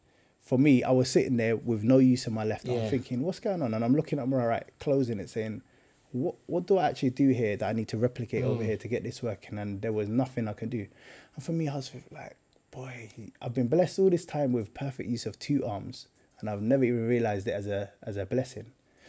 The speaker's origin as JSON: {"language": "English", "region": "London", "country": "United Kingdom", "tie": "born or raised there", "said": "Boy, I feel like it's the real South. I grew up in Stockwell, Brixton, that kind of area."}